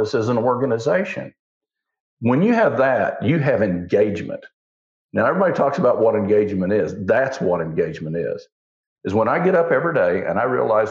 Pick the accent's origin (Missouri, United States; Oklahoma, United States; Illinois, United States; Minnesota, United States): Oklahoma, United States; Osage County; I grew up in Osage County